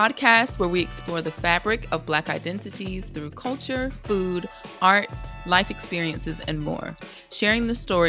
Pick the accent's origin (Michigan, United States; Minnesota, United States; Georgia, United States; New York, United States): Georgia, United States; Atlanta; now in London, United Kingdom; your other host, originally from Atlanta, Georgia in the States, and now living in London.